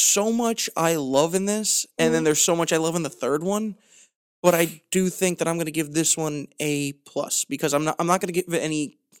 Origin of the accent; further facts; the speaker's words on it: Ireland; And also just, like, the fact that I'm Irish, like, drink... I like to relax.